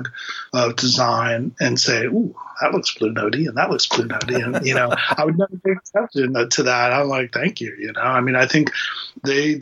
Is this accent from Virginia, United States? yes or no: no; Miami, Florida, United States; moved away as an adult; also born or lived in Boston, Massachusetts; I was born and raised in Miami, Florida. I came to Boston to go to Boston University.